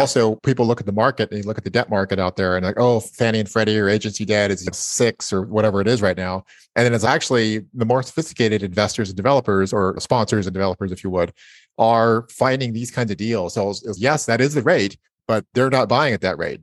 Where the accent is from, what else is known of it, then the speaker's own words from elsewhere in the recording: Napa, California, United States; I was born in Napa